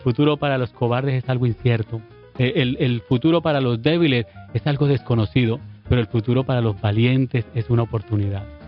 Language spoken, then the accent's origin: Spanish; Colombia; moved away as an adult; now in Puerto Rico